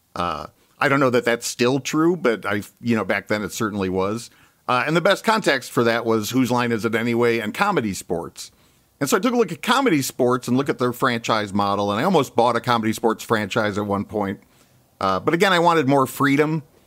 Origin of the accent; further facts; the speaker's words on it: Chicago, Illinois, United States; moved away as an adult; also born or lived in Ann Arbor, Michigan; I'm actually from Chicago originally